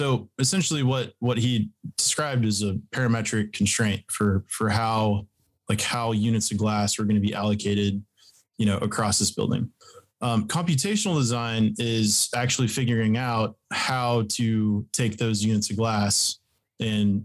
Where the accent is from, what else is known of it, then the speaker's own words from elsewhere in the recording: Texas, United States; I am from Texas.